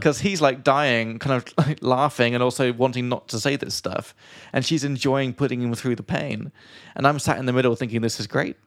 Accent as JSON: {"language": "English", "region": "England", "country": "United Kingdom", "said": "from England"}